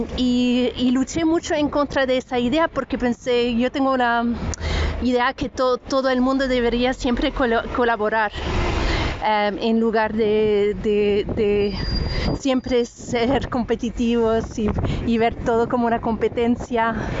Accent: France; first language French; Spanish is a second language; now in Ireland; el francés, que es mi idioma eh, nativo de cuando era pequeña, viví en Francia.

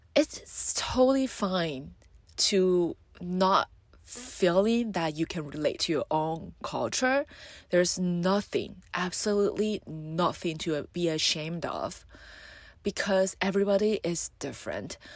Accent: Taiwan; I'm from Taiwan, and though I love my country

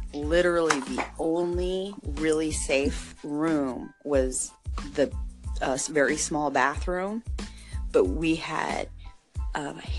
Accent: United States; moved away; also born or lived in Mexico; me being the American

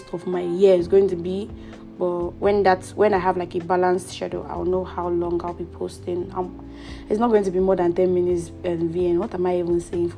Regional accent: Edo, Nigeria; moved away as an adult; also born or lived in Abuja, Nigeria / Ota, Nigeria; now in Canada; I am an Edo girl. Proudly an Edo girl. My father and my mother, they're Edo. People do get me mixed up because of my surname, but I am fully from Edo State.

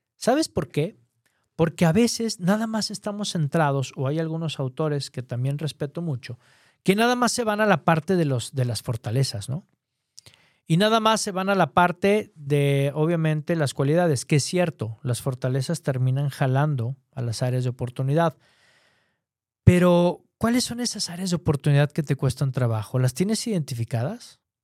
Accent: Mexico; aquí en mi país, en México

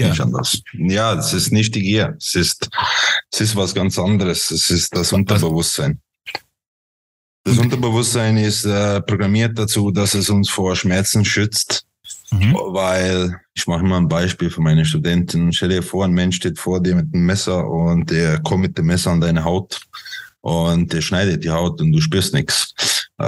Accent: Croatia; born there; also born or lived in Switzerland; bin geboren in Kroatien, habe äh, in der Schweiz gelebt, habe da meine Informatiklehre abgeschlossen als Webentwickler

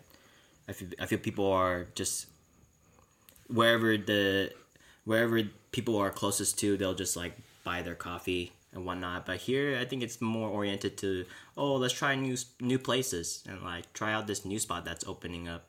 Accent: San Jose, California, United States; now in San Diego, United States; we grew up in San Jose

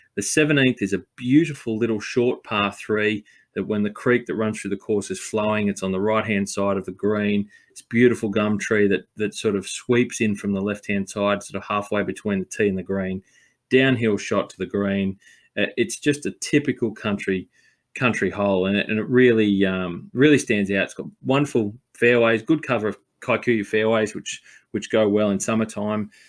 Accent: Sydney, New South Wales, Australia; also born or lived in Blue Mountains; being a New South Welshman and growing up in Sydney and the Blue Mountains

